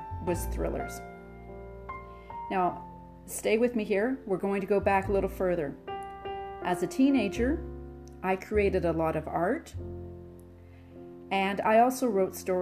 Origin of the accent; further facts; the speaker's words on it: Nanaimo, British Columbia, Canada; I grew up on Vancouver Island outside of Nanaimo